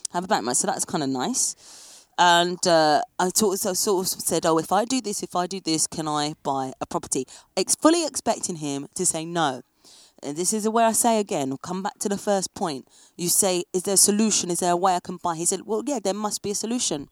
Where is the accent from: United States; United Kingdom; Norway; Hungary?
United Kingdom; England; moved away as an adult; now in France; as an English person